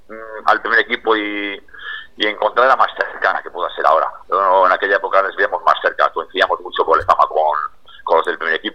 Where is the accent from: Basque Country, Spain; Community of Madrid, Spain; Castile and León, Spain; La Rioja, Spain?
Basque Country, Spain; Bilbao; nosotros somos de San Adrián